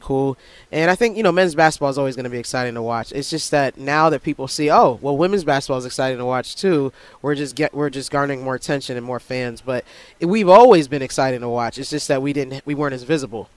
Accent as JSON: {"language": "English", "town": "Herndon", "region": "Virginia", "country": "United States", "tie": "born or raised there", "said": "I grew up in Northern Virginia."}